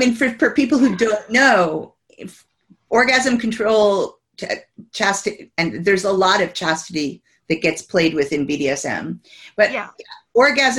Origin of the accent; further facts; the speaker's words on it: United States; moved away as an adult; I'm American. I've been here 27 years, but I spent the first 27 years of life in America